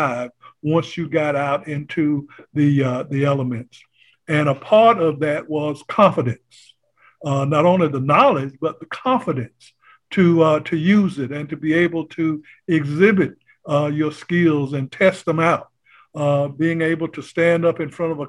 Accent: North Carolina, United States; also born or lived in Brooklyn, New York; When I got to school age, I was sent back to North Carolina

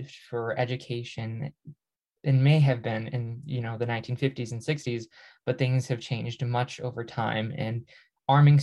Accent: New Mexico, United States; I grew up in New Mexico with a whole host of experiences that are unique to our state.

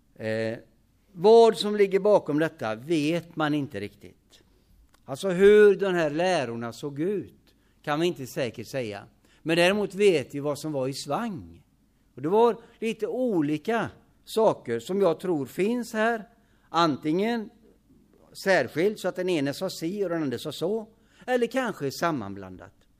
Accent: Hyssna, Västra Götaland, Sweden; I Hyssna där jag är född

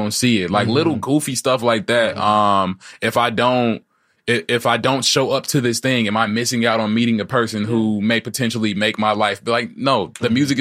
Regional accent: Chicago, Illinois, United States; I grew up on the South Side, but I was like a different type of South Side kid

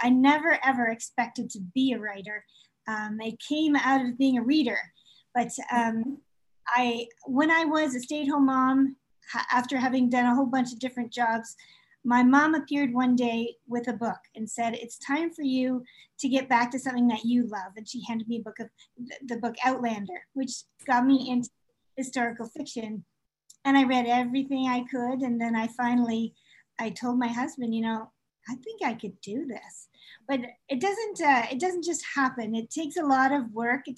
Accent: Toronto, Ontario, Canada; moved away as an adult; also born or lived in Calgary; now in Halifax, Canada; I did grow up in Toronto

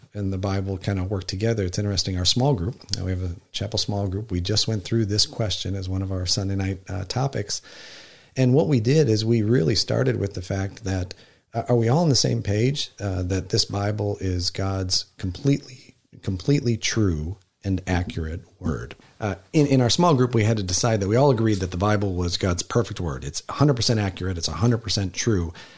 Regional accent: Wisconsin, United States; also born or lived in Texas; I spent the majority of my growing up life, uh, in Wisconsin

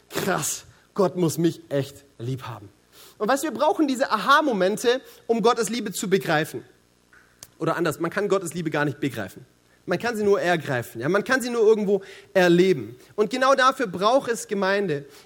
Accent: Baden-Württemberg, Germany; Sie verkaufen ihre Grundstücke also das Erste, was ich mir denke als Schwabe, ist wirtschaftlich sowas von daneben.

